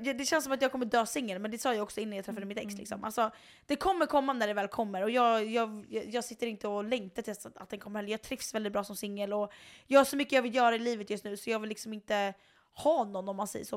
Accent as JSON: {"language": "Swedish", "country": "Sweden", "also_born_or_lived": "Chicago", "said": "hon och jag var ju svenskar"}